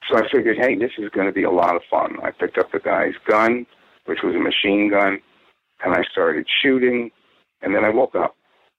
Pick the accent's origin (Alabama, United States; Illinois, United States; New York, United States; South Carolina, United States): New York, United States; Purchase; where I grew up in Purchase, New York.